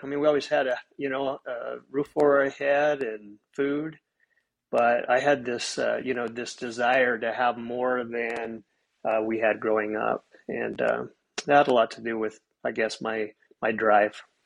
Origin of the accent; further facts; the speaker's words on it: Soda Springs, Idaho, United States; moved away as an adult; also born or lived in Logan, Utah; now in Treasure Valley, Idaho, United States; I'm from a, a, a, small town in eastern Idaho, Soda Springs